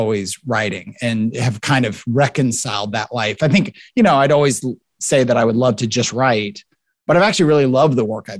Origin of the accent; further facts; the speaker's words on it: Tacoma, Washington, United States; now in Memphis, United States; I grew up in Tacoma, Washington, out west, south of Seattle